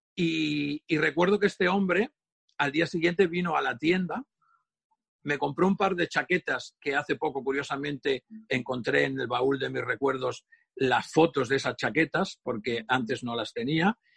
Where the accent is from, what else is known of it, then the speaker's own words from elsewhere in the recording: Catalonia, Spain; soy muy catalán